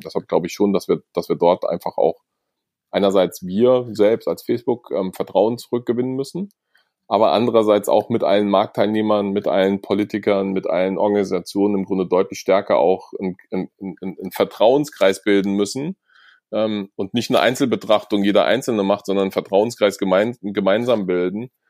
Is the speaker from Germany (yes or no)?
yes; Germany; Wir haben als Deutsche